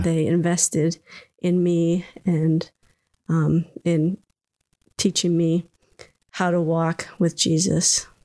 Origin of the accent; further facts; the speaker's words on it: Minnesota, United States; I was born in Minnesota and was here all through growing up until um, I headed off to college.